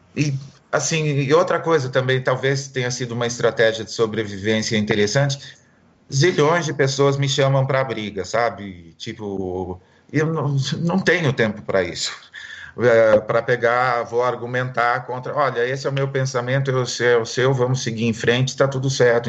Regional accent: Marília, São Paulo, Brazil; eu sou de Marília

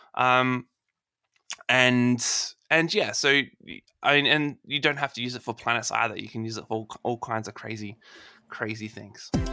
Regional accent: Adelaide, South Australia, Australia; my hometown. Uh, oh. In, uh, here in Adelaide

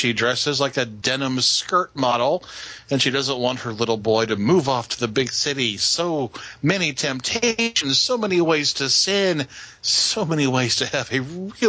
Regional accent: the South, United States; we're from the South, and we understand the accents and the dialects.

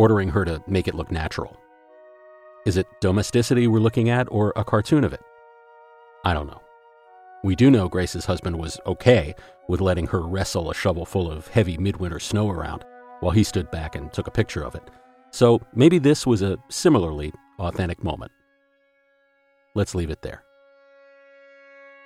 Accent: Philadelphia, Pennsylvania, United States; where I grew up in Philadelphia

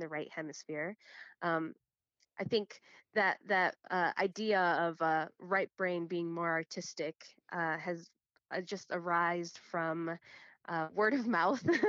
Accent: Chicago, Illinois, United States; I'm born and raised in Chicago, uh, Illinois, but my family and everyone before me is from Guatemala.

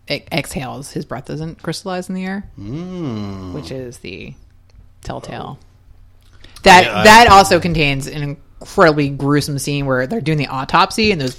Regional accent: Philadelphia, Pennsylvania, United States; moved away; I'm sitting in a movie theater in Karachi, Pakistan, watching you know my hometown and Rocky on screen

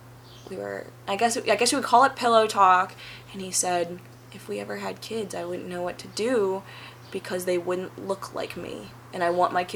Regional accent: St. Louis, Missouri, United States; moved away as an adult; now in Philadelphia, United States; growing up in Missouri, I have had a couple of different, you know, racial issues.

